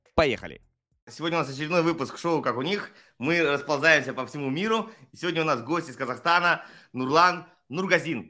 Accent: Russia; moved away as an adult; Я давно уехал из России, но я все равно родился в России

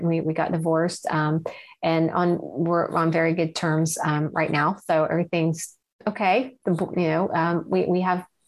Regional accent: Ohio side of the Ohio River, United States; I grew up on the Ohio side of the Ohio River

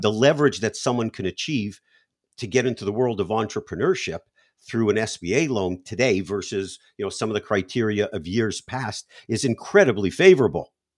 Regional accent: Canada; now in United States; I was born in Canada

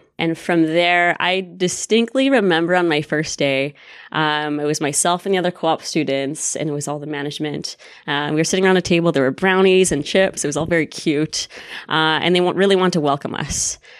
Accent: Winnipeg, Manitoba, Canada; moved away; So I'm actually from Winnipeg. Go Jets, go. Winnipeg.

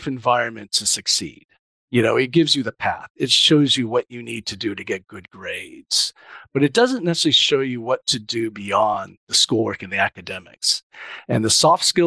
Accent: Huntington Beach, California, United States; typical Japanese kid growing up in Orange County

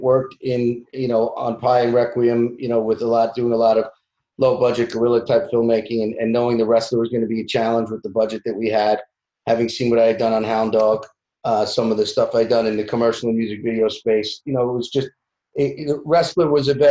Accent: Bellmore, New York, United States; growing up in Belmore, Long Island

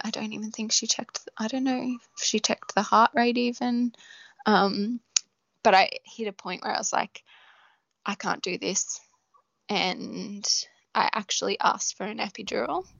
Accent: Australia; we're too Aussie

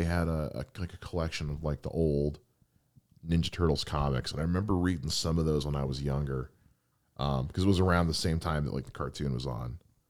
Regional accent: the South, United States; I'm from the South, and I don't get it.

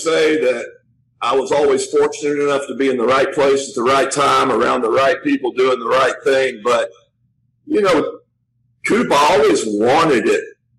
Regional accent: Tyler, Texas, United States; I'm from East Texas, from Tyler, right outside of Dallas.

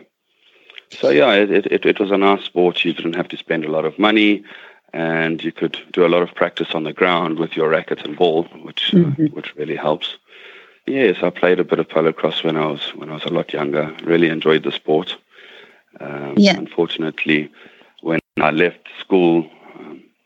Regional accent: South Africa; moved away; I was born in South Africa, but my father is Mauritian.

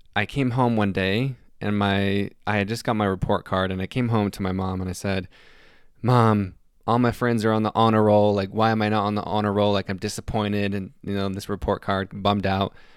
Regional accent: Salt Lake City, Utah, United States; I'm from Salt Lake City, Utah

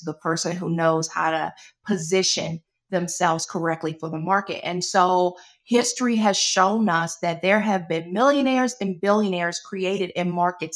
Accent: Charles County, Maryland, United States; I grew up in Charles County, Maryland

